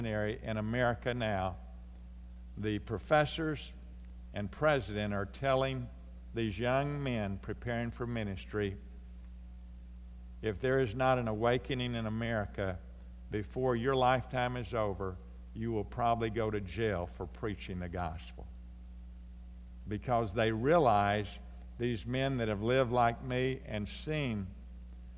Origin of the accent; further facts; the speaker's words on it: United States; from the United States